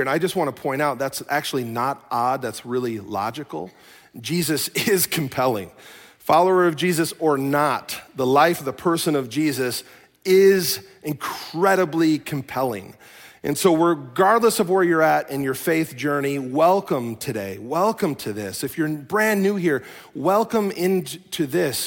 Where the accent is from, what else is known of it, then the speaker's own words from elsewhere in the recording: Chicago, Illinois, United States; now in Minnesota, United States; I am from Chicago